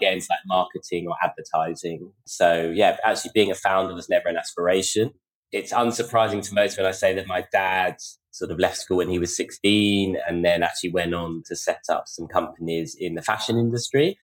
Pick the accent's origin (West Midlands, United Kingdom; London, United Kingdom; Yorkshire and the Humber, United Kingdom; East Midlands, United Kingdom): London, United Kingdom; I grew up in North London